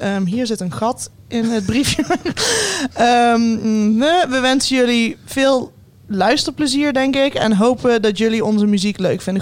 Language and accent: Dutch; Limburg, Netherlands; Ik als Limburger